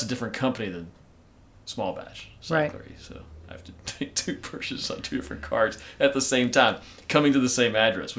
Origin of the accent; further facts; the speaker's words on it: Kentucky, United States; Being a good Kentucky boy